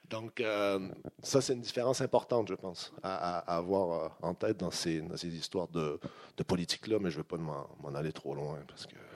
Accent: Quebec, Canada; moved away; je suis quand même plus québécois, je suis capable de reprendre mon accent, c'est facile

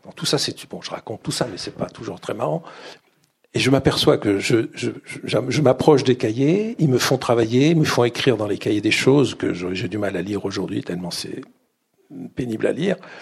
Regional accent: Grenoble, Auvergne-Rhône-Alpes, France; moved away as an adult; also born or lived in Paris; je, vis chez mes parents à Grenoble, ma mère est directrice d'école, on, vit dans l'appartement de, cette école euh, à Grenoble

